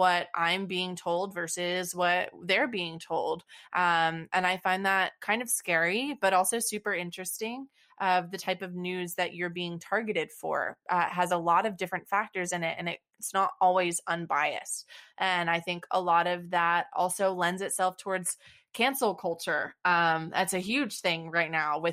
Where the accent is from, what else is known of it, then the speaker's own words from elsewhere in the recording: Texas, United States; we're both from Texas